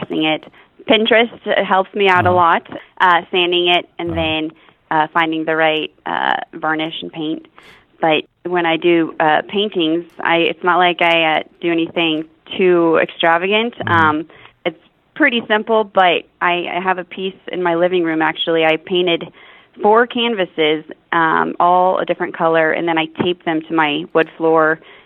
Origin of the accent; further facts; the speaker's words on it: Wichita, Kansas, United States; now in Overland Park, United States; I was born and raised in Wichita, Kansas, and I actually moved to Overland Park, Kansas 7 years ago